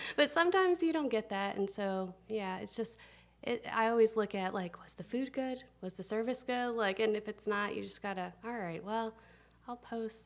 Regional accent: Tennessee, United States; now in Atlanta, United States; I'm from Tennessee. I was a little girl. I grew up, I just love to eat

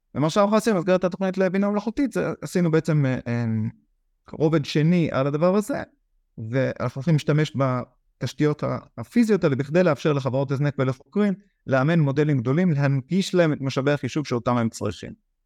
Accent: Israel; אנחנו ישראלים

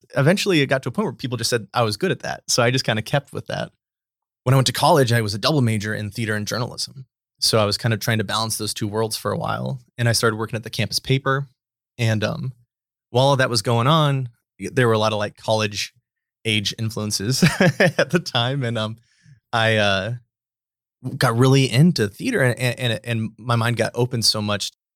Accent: Bridgeport, Nebraska, United States; moved away as an adult; also born or lived in Scottsbluff, Nebraska / Houston / Lincoln, Nebraska; I grew up in Bridgeport, Nebraska, which is a very small town

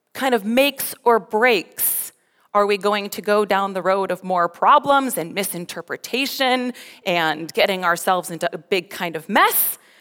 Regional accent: Colorado, United States; moved away as an adult; also born or lived in Ontario, Canada; now in Alberta, Canada; I'm from Colorado

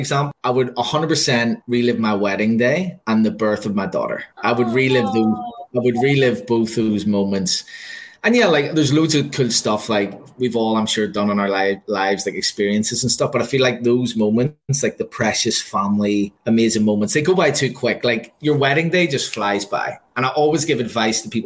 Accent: Northern Ireland, United Kingdom; moved away; also born or lived in Sydney, Australia; I grew up in Northern Ireland

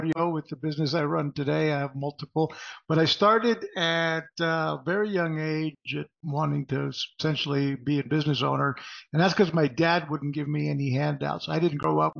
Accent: Puerto Rico; moved away as an adult; also born or lived in Texas; I was growing up in Puerto Rico, and my mother's Mexican. My dad's Mexican.

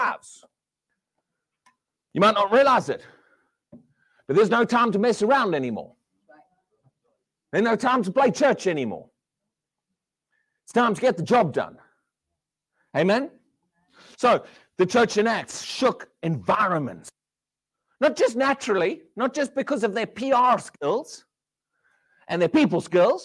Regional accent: South Africa; now in United Kingdom; I'm South African, but I've lived here a long time.

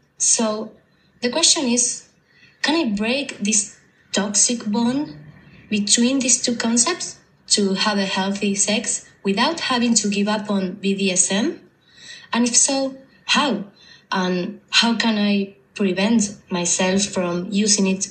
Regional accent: Argentina; English is a second language; I'm also from Argentina

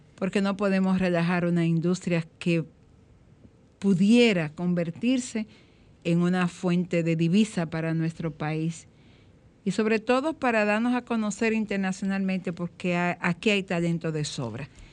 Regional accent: Dominican Republic; como dominicano

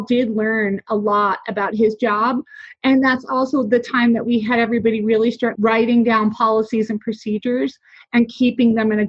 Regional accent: New Jersey, United States; I am from New Jersey

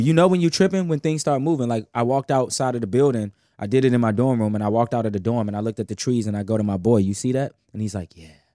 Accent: Washington, District of Columbia, United States; I'm from Southeast Washington, D C

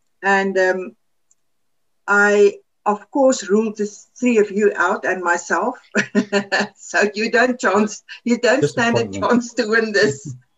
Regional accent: South Africa; first language Afrikaans; English is a second language; something that came to my mind is a good Afrikaans word. That's now my mother tongue, is Afrikaans.

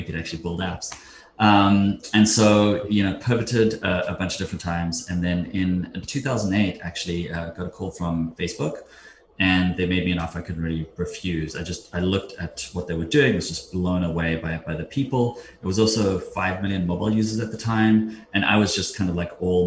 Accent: South Africa; moved away as an adult; now in United States; I grew up in South Africa, moved to the States in 2002.

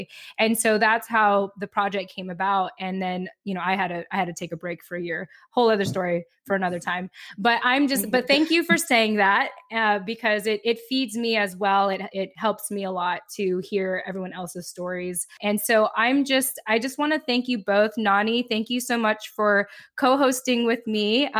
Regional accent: United States; maybe I haven't really addressed who I am as a Filipino American woman

